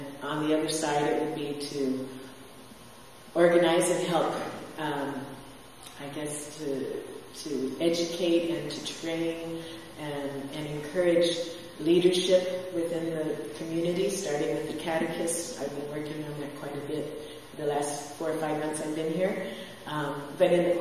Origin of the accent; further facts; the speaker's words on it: San Diego, California, United States; moved away as an adult; also born or lived in Victorville, California / Mexico; I was raised in San Diego. I was born in Victorville, California, out in the desert, and on the Air Force Base